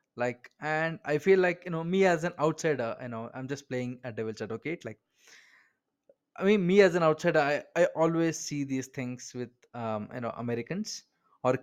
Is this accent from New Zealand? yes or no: no; Bangalore, Karnataka, India; I am an Indian, like I am from Bangalore, India